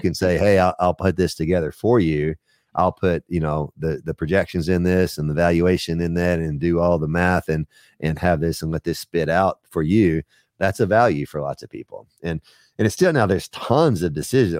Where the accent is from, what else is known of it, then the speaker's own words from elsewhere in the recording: Texas, United States; now in Knoxville, United States; I grew up in Texas